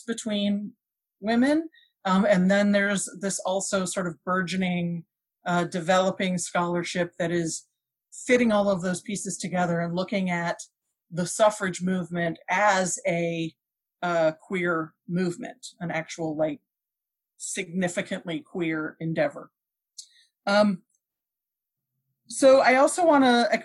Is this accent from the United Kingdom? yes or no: no; Canada; now in United States; I'm also an immigrant, I grew up in Canada.